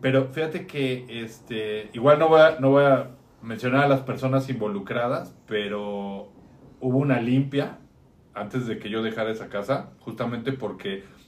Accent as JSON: {"language": "Spanish", "region": "Mexico City", "country": "Mexico", "tie": "born or raised there", "said": "yo crecí en casa de mi abuela"}